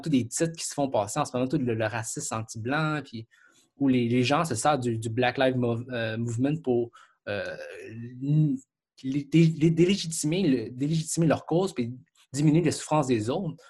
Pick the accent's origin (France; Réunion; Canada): Canada; Quebec; je suis Canadien, Québécois